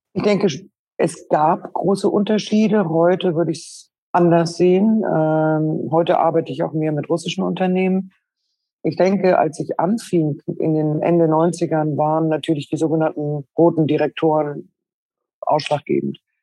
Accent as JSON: {"language": "German", "region": "Schleswig-Holstein", "country": "Germany", "tie": "born or raised there", "also_born_or_lived": "Berlin", "moved": "yes", "said": "Ich selbst bin geboren in Schleswig-Holstein, äh, eher landwirtschaftlich geprägt"}